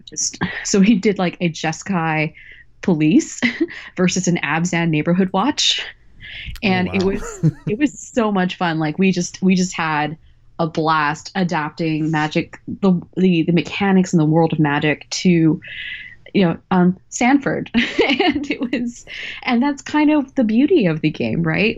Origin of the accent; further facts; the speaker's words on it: Texas, United States; I grew up in Texas